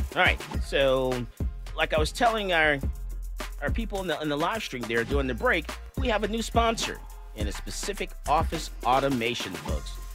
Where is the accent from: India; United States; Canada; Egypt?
United States; Fort Lauderdale, Florida; now in Texas, United States; That's my home state where I was born, Fort Lauderdale, Florida